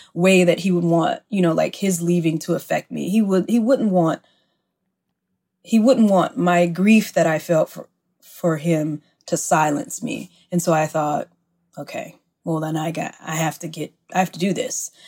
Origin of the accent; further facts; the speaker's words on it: Mississippi, United States; I live in my hometown of Mississippi